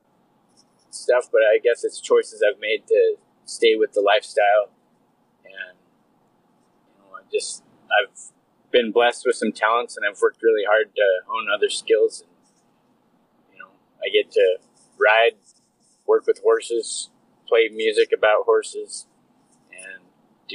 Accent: Wyoming, United States; now in Canada; I was born and raised in Wyoming, and I grew up, my folks were Western folks

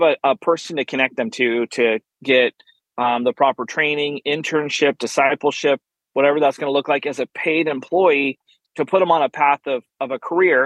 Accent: Oregon, United States; now in Fort Worth, United States; I actually live in just outside of Fort Worth, Texas, originally born and raised in Oregon.

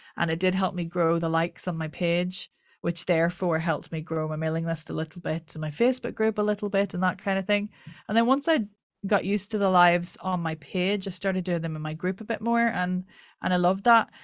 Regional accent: Ireland; accent: Irish

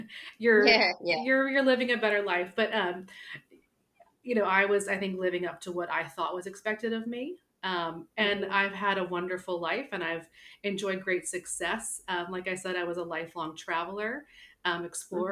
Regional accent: New Orleans, Louisiana, United States; I was born and raised in New Orleans, Louisiana

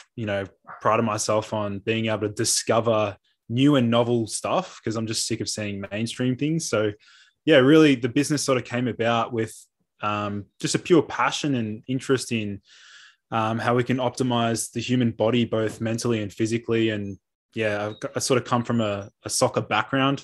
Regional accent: Melbourne, Victoria, Australia; I'm a naturopath from Melbourne.

